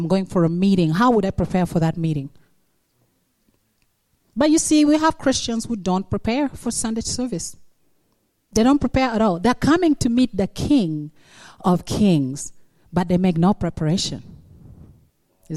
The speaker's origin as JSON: {"language": "English", "country": "Uganda", "tie": "born or raised there", "moved": "yes", "said": "I'm come from Uganda, but when I was 9 in Uganda, I was captured by the rebels"}